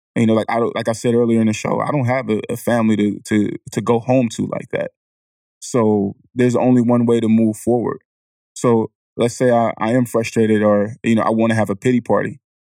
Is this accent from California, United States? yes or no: yes; Vallejo, California, United States; I'm from the Country Club Crest in Vallejo, California.